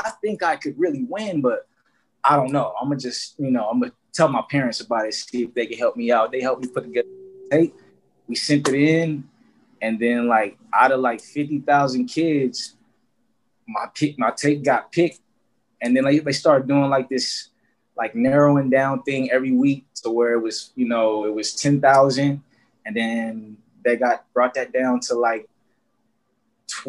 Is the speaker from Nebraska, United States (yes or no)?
no; Flint, Michigan, United States; I'm from Flint, Michigan